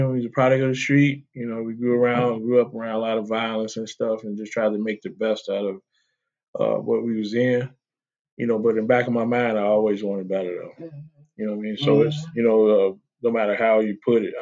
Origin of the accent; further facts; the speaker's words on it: Chicago, Illinois, United States; I'm from Chicago. The west side of Chicago, the best side of Chicago. Grew up in a gang environment